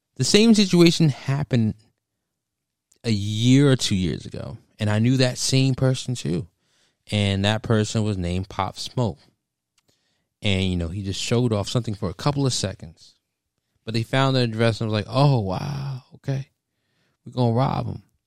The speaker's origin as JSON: {"language": "English", "town": "Stafford", "region": "Virginia", "country": "United States", "said": "I'm from Stafford"}